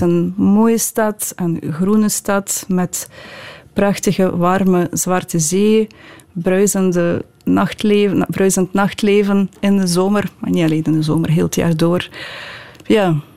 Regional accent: Odesa, Odesa Oblast, Ukraine; Dutch is a second language; now in Belgium; Odessa, mijn geboortestad

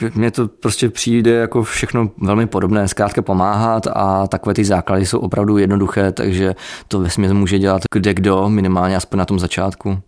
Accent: Czechia; jsem tady z České republiky jako záchranář

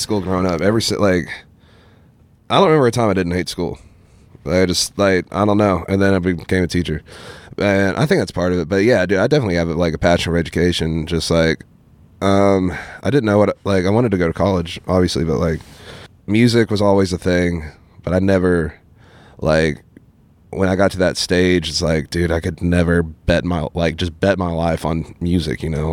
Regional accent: Ashland, Kentucky, United States; growing up in Ashland

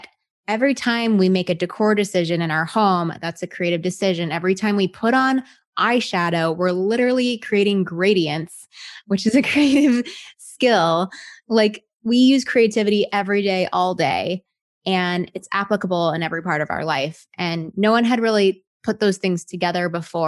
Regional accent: Texas, United States; moved away; I was born and raised in Texas. So I'm a Southern

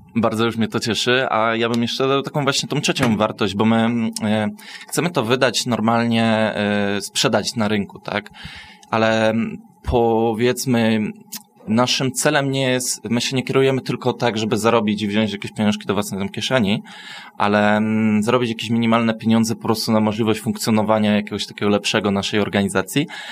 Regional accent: Myszków, Silesian Voivodeship, Poland; ja na przykład jako osoba z Myszkowa, no nie, nie mogę powiedzieć, że jestem ze Śląska i mówię po śląsku

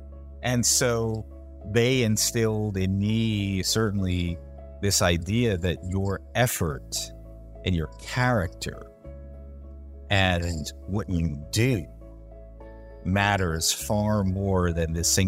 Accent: London, United Kingdom; born there; That's why I was born in London, because it was a dream.

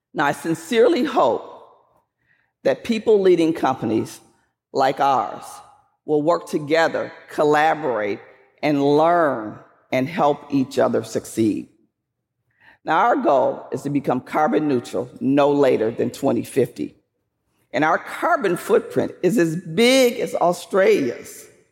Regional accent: Flint, Michigan, United States; I grew up in Flint, Michigan

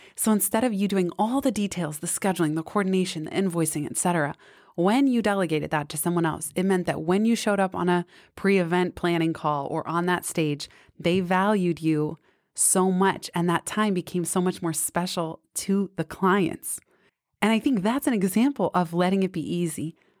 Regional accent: San Francisco, California, United States; also born or lived in Bay Area suburbs; I grew up in San Francisco till seventh grade when we moved to the suburbs.

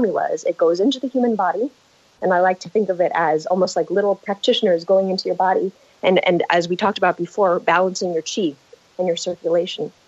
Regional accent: San Diego, California, United States; I come from San Diego, California, grew up here in La Jolla

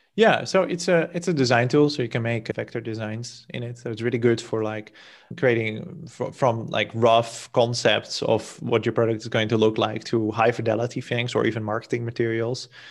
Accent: Netherlands; moved away as an adult; now in Portugal; I'm from the Netherlands originally

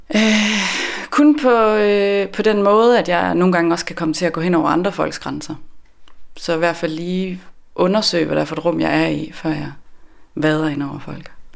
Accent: west of Aarhus, Central Denmark Region, Denmark; moved away as an adult; also born or lived in Copenhagen / Sweden / Norway / Ollerup; now in Svendborg, Denmark; Jeg er øh, fra Aarhus, eller vest for Aarhus, hvor jeg er vokset op øh, 12 km uden for Aarhus i en lille øh, landsby ude på landet.

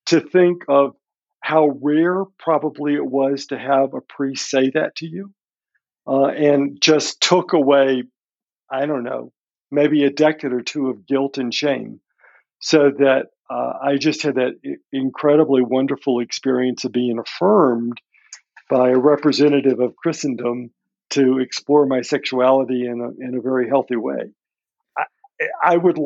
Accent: Birmingham, Alabama, United States; moved away; I grew up in Birmingham, Alabama. I'm first generation Lebanese

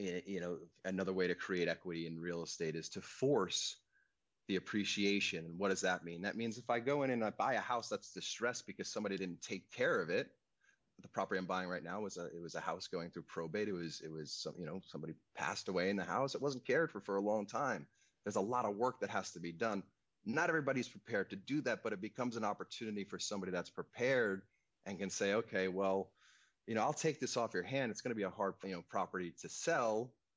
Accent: Long Island, New York, United States; now in California, United States; I grew up on Long Island, so it's a 30-mile width island

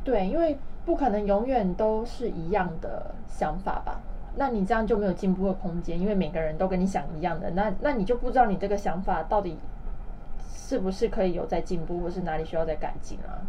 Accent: Taiwan; accent: Taiwanese accent; now in China; 我就不小心用了台湾腔

